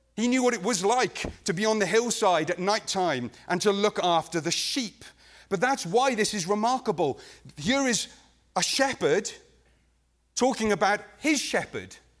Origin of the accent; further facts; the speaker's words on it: Wales, United Kingdom; I'm actually not from England. I'm a Welshman.